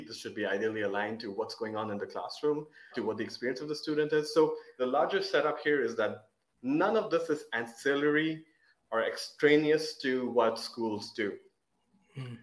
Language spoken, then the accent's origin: English; Oman; we were living in Oman, growing up in Oman